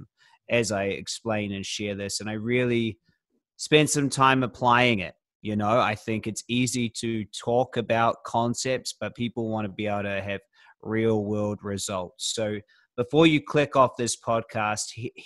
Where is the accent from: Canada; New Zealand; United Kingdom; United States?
New Zealand; now in Australia; I'm from New Zealand originally